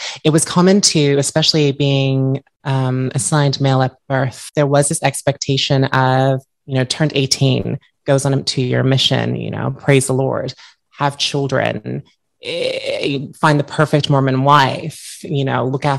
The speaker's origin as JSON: {"language": "English", "town": "Perth", "region": "Western Australia", "country": "Australia", "tie": "born or raised there", "also_born_or_lived": "United States", "said": "So I was born in Perth, Western Australia. I grew up between Australia and the United States because my father is American."}